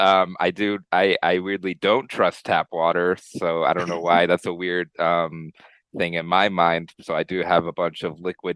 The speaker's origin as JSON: {"language": "English", "town": "Colorado Springs", "region": "Colorado", "country": "United States", "tie": "born or raised there", "said": "growing up in Colorado Springs"}